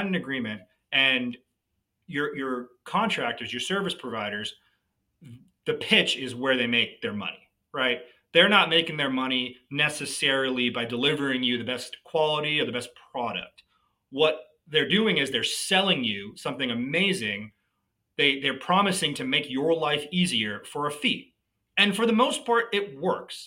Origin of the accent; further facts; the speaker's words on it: New Jersey, United States; moved away as an adult; also born or lived in New York area; now in Dallas, United States; I'm from the Northeast. I grew up in New Jersey.